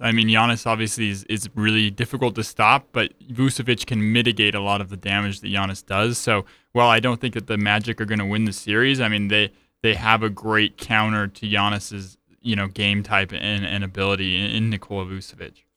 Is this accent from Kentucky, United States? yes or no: no; Utah, United States; I grew up in Utah